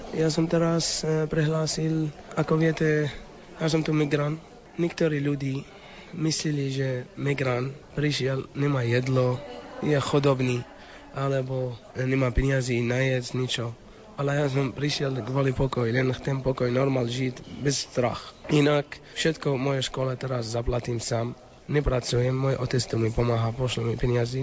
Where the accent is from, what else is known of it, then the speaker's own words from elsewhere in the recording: Iraq; Slovak is a second language; now in Slovakia; som iráčan